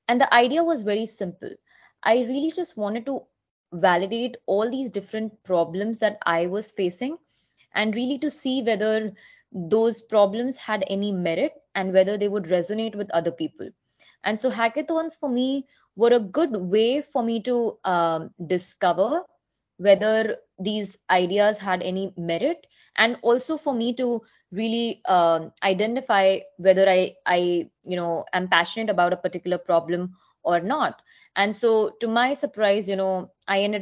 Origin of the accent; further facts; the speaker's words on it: Mumbai, Maharashtra, India; English is a second language; moved away as an adult; now in Silicon Valley, United States; I was originally born and brought up in Mumbai, in India.